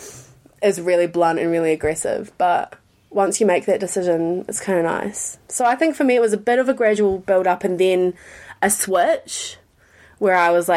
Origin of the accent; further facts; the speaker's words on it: New Zealand; When you're growing up in New Zealand, which I am so grateful for, love New Zealand